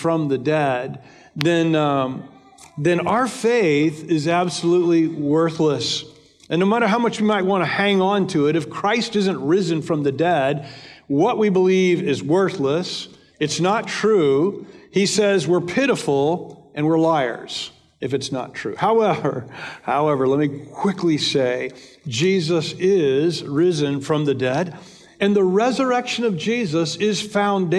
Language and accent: English; United States; Americans, 66% of us